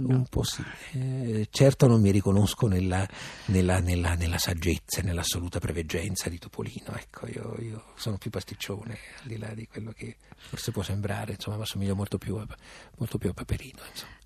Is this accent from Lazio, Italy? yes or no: no; Abruzzo, Italy; moved away as an adult; now in Rome, Italy; Io sono abruzzese come Sidone